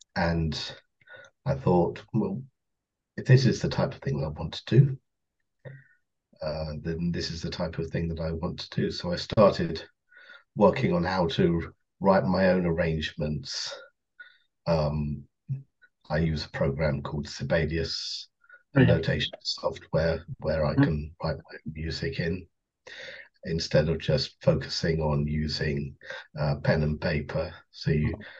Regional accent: Kent, South East England, United Kingdom; I come from Kent, just outside London

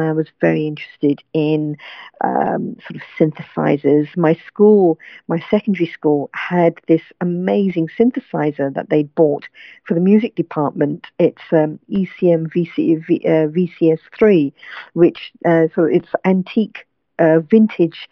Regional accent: London, United Kingdom; I was born and brought up in London

